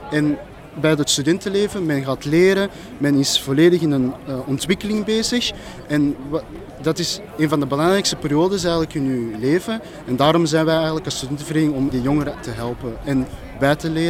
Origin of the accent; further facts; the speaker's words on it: Flanders, Belgium; Want ik, ben, ik heb roots daar, maar ik ben niet, geen Koreaan. Ik ben Vlaam in. Ik ben Vlaams socialistisch.